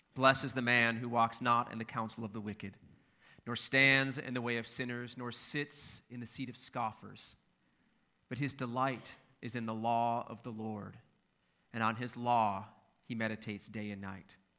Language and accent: English; Minnesota, United States; I'm from Minnesota